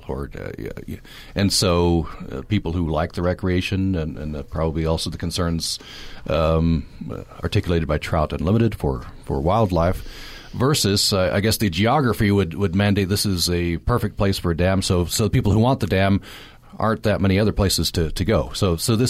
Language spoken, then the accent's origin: English; Uinta Basin, Utah, United States; I grew up in the Uinta Basin